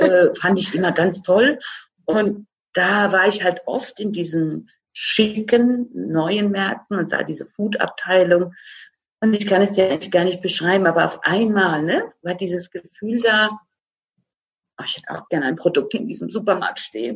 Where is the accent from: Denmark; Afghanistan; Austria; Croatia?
Croatia; now in Germany; ich bin gebürtige Kroatin.